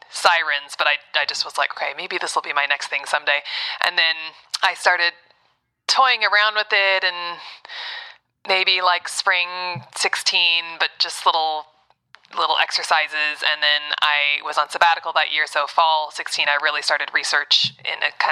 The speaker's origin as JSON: {"language": "English", "town": "Ann Arbor", "region": "Michigan", "country": "United States", "also_born_or_lived": "New York / Texas / California / Boston", "said": "I'm from Ann Arbor, and then, Michigan. and then New York."}